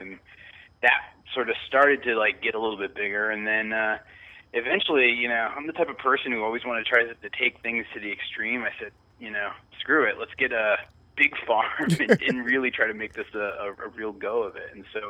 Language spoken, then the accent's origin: English; Hartford, Connecticut, United States; moved away as an adult; also born or lived in Boston / Brooklyn / Washington, D.C.; now in Vermont, United States; I originally grew up in the Connecticut, like Hartford area, in the suburbs. And then spent about 20 years living in different cities, whether it was Boston, Hartford, Brooklyn, and then D.C.